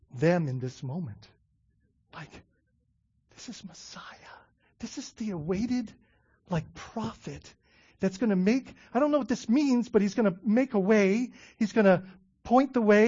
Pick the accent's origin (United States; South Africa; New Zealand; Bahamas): Bahamas; I grew up in the Bahamas